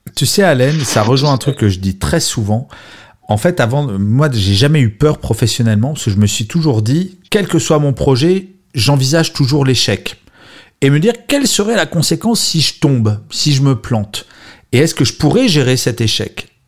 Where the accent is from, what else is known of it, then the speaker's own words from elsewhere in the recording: Grenoble, Auvergne-Rhône-Alpes, France; now in Paris, France; je suis né à Grenoble, même si maintenant, je vis à Paris.